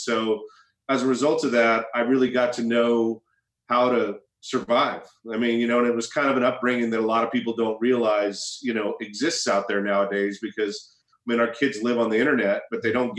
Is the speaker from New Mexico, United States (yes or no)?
no; Heppner, Oregon, United States; moved away; also born or lived in London; my upbringing in Eastern Oregon, I grew up near the Idaho border, a place called Heppner, right outside of Pendleton